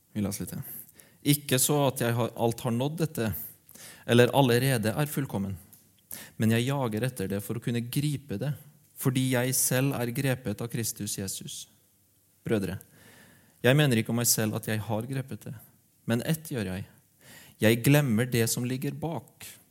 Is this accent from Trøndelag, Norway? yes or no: no; Aure, Møre og Romsdal, Norway; moved away; hjembygda mi, Aure